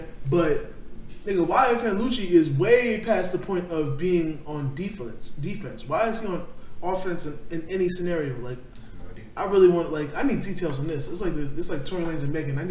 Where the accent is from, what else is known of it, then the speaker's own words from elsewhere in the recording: Florida, United States; also born or lived in New York; I was born in New York, Kev. Like, I was born in New York and raised in Florida.